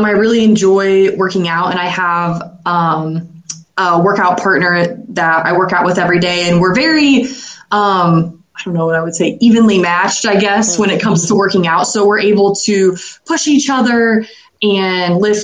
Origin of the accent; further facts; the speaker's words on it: Ashland, Ohio, United States; also born or lived in New Orleans, Louisiana / Urbana, Ohio / Tulsa, Oklahoma; I was born in New Orleans, Louisiana, and lived there till I was 3 years old. And then my parents moved back home to Ashland, Ohio. And I have pretty much lived in Ashland my whole life